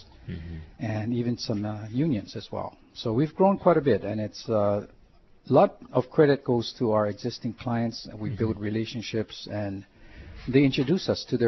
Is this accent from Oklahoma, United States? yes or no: no; Wahiawa, Hawaii, United States; I hail from Waihewa, Leilua High School, Imuamiu, Leilua High School, Imuamiu's